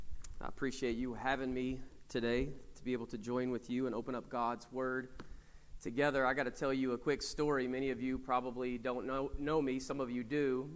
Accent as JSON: {"language": "English", "town": "Winchester", "region": "Kentucky", "country": "United States", "tie": "born or raised there", "said": "So about 6 months ago, I was back in Kentucky in my hometown of Winchester, right outside of Lexington, and I was going to a gas station."}